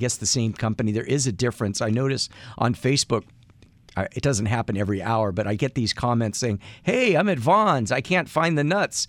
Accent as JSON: {"language": "English", "town": "Athens", "region": "Attica", "country": "Greece", "tie": "born or raised there", "said": "I was born in Athens, Greece"}